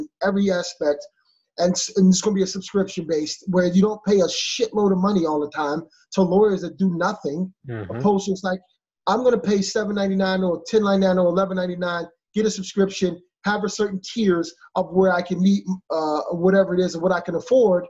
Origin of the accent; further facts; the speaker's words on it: Philadelphia, Pennsylvania, United States; I'm from Philadelphia. I'm a city kid.